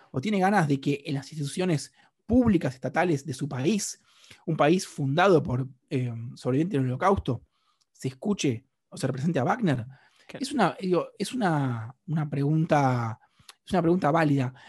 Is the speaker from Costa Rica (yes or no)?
no; Argentina; yo soy un argentino